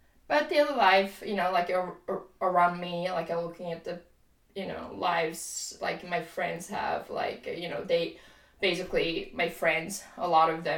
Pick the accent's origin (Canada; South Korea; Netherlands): South Korea; now in Maine, United States; I'm from Korea